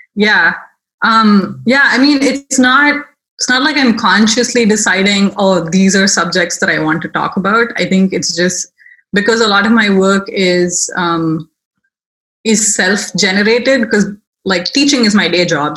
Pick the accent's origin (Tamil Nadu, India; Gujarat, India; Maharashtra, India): Tamil Nadu, India; Chennai; moved away as an adult; also born or lived in Baltimore, United States; now in United States; I am originally from India, um, the city of Chennai, which is in South India.